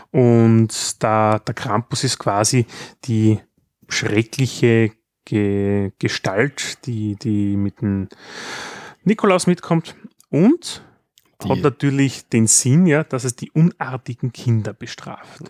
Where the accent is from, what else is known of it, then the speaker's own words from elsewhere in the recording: Styria, Austria; bei uns in der Steiermark